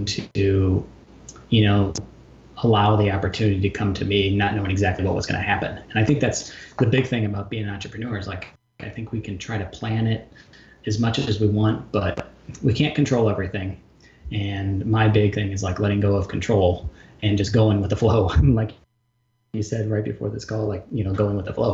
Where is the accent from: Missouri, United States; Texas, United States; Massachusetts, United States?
Missouri, United States; St. Louis; also born or lived in Portland, Oregon; now in Chicago, United States; my hometown, St. Louis, and then moved up to Chicago